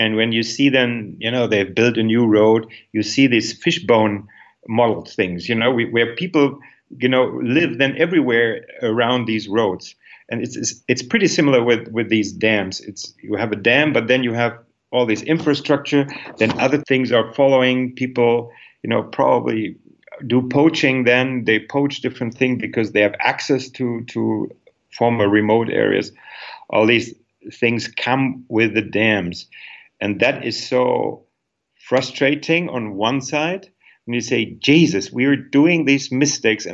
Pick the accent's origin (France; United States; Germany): Germany; Northern Germany; moved away; I am from northern Germany originally, and our region is full of windmills.